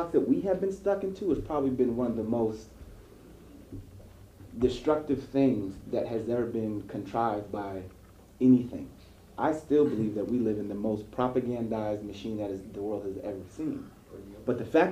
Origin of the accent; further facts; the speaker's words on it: Ohio, United States; I was born in Ohio